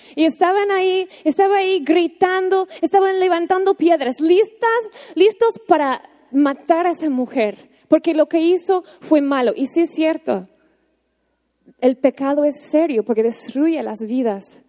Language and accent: Spanish; United States; Spanish is a second language; moved away as an adult; now in Mexico; yo, así como una gringa, una buena gringa